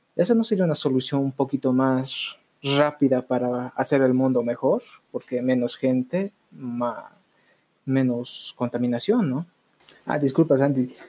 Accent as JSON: {"language": "Spanish", "country": "Bolivia", "said": "en mi país"}